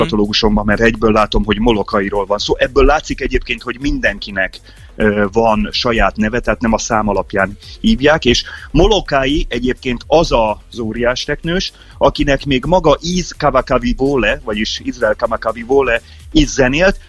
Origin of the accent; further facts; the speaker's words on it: Hungary; moved away as an adult; now in Hawaii, United States; Száz napra Magyarországra megyek, az az én szülőhazám